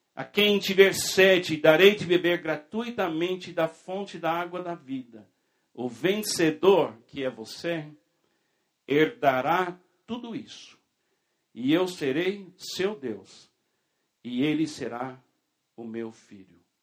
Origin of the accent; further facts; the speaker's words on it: United States; na minha infância, na minha juventude, na Igreja Batista nos Estados Unidos.